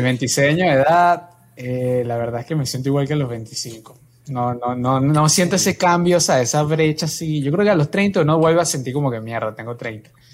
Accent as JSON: {"language": "Spanish", "country": "Venezuela", "tie": "born or raised there", "said": "mi familia es colombiana, nací en Venezuela"}